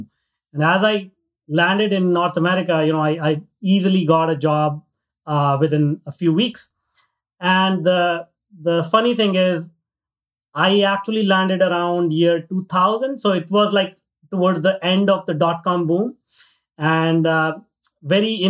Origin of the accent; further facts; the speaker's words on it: northern India, India; moved away; I grew up in India in a very, very small town, north part of India.